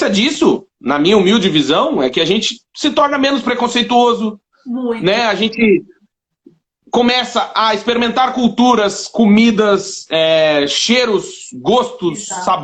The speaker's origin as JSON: {"language": "Portuguese", "region": "South Region", "country": "Brazil", "said": "É, imagina, eu sou do Sul, ele morava no é. Nordeste, a gente nunca ia se encontrar, provavelmente."}